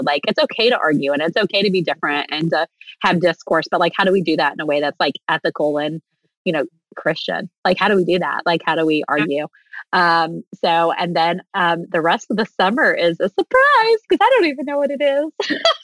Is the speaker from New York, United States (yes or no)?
no; Texas, United States; I'm from Texas